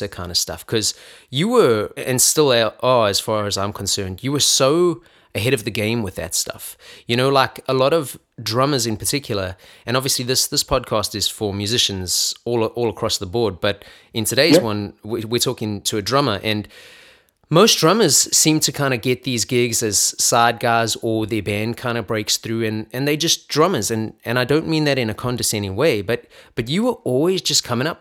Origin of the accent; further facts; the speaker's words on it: Johannesburg, Gauteng, South Africa; now in United States; I grew up in Johannesburg, South Africa